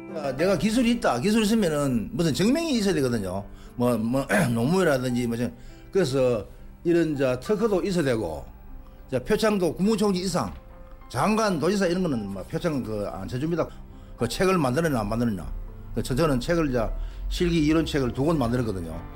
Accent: Cheongdo, North Gyeongsang, South Korea; also born or lived in Daegu; 중학교가 그 왕복 30리 걸어 다니거든요. 그때 청도군에서

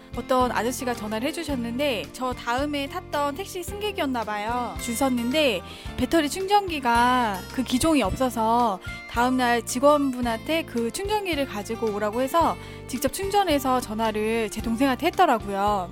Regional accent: Gwangyang, South Jeolla, South Korea; moved away; 저는 광양에서 올라온

